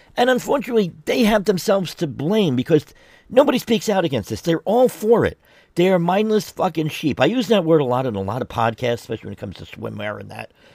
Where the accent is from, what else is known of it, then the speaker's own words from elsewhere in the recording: New York City, New York, United States; moved away; I'm originally from New York City, from the Bronx